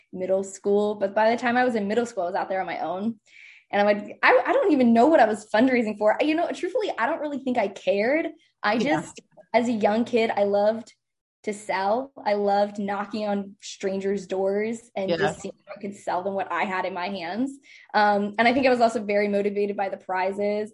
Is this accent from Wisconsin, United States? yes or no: no; Lancaster, Pennsylvania, United States; moved away as an adult; also born or lived in San Francisco; I'm originally from Lancaster, Pennsylvania